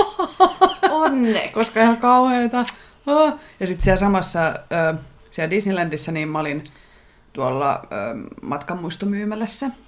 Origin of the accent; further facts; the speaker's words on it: Finland; olen Suomesta, joka on pieni kielialue ja pieni maa